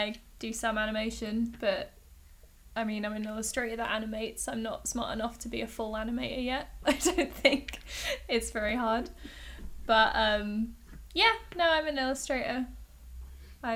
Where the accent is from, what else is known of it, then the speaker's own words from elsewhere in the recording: Hayling Island, South East England, United Kingdom; Hayling Island. It's this tiny little island off the south coast. It's next to Portsmouth, so I tend to just tell people I'm from Pompey. But, absolutely. It's a super lame place to grow up